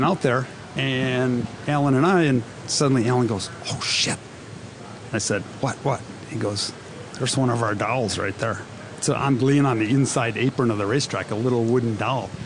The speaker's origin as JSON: {"language": "English", "region": "Wisconsin", "country": "United States", "tie": "born or raised there", "said": "Him and I grew up together in Wisconsin."}